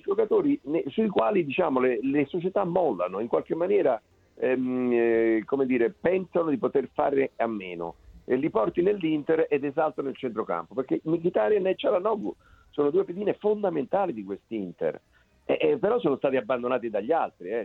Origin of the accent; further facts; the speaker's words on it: Naples, Campania, Italy; io sono napoletano